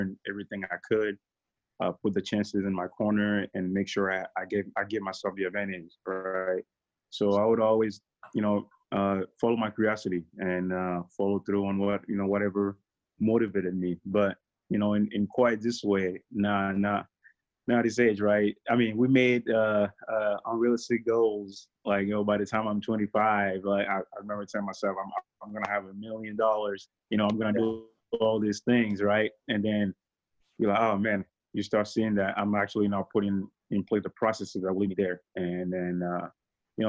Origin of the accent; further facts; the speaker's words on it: Togo; moved away as an adult; now in United States; I'm from Togo in West Africa, for you all don't know. I speak French.